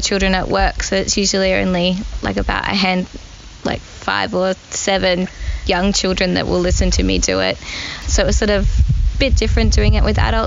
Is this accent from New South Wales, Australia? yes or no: yes; Sydney, New South Wales, Australia; moved away as an adult; now in Rotorua, New Zealand; I'm Australian from Sydney originally, but living in Rotorua for the past 2.5 years